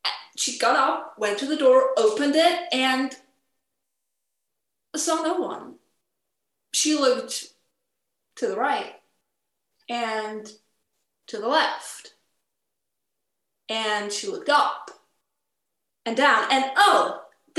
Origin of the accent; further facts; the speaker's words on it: Switzerland; we celebrate the national holiday of Switzerland. And I was asked to do a program during the cultural activities that go on in my hometown